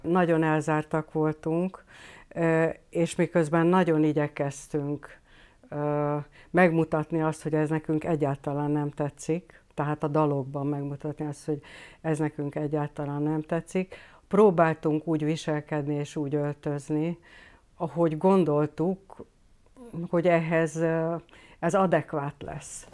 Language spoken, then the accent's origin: Hungarian; Hungary; ide vagyok nőve ehhez a dologhoz. Tehát egyrészt, a, eh, egyrészt az anyanyelvemhez